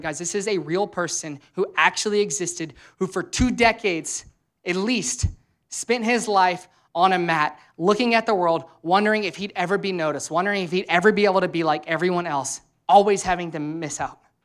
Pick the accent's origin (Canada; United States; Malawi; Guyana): United States; Louisiana; now in Cincinnati, United States; I'm from Louisiana, which is always hot there